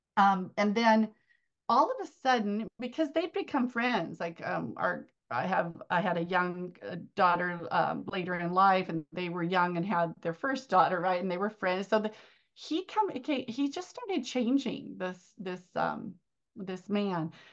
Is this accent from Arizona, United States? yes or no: yes; Arizona, United States; my hometown is here in Arizona